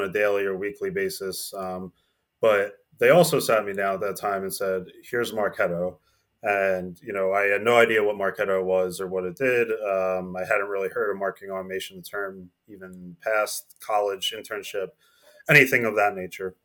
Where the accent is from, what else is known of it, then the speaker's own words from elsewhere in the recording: New Jersey, United States; I'm, I'm from New Jersey, so I was in Princeton, New Jer-, New Jersey.